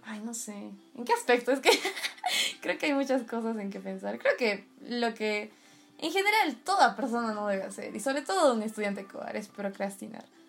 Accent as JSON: {"language": "Spanish", "country": "Peru", "said": "compartimos todos como peruanos"}